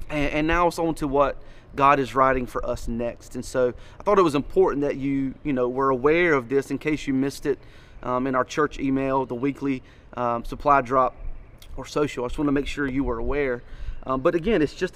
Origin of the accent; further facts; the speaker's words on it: Wayne County, Eastern North Carolina, United States; I am from Wayne County